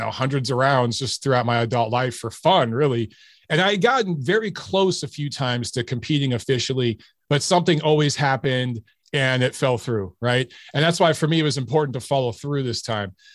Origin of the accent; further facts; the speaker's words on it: Detroit, Michigan, United States; I grew up in Detroit